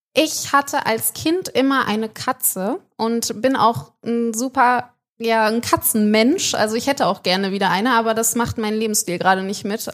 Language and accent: German; Düsseldorf, North Rhine-Westphalia, Germany; Die längste Theke der Welt, meine Heimat